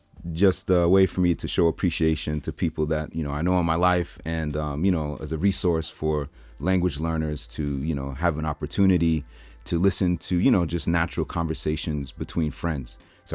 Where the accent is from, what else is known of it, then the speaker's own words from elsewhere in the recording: Brentwood, New York, United States; So we're both from Brentwood, right?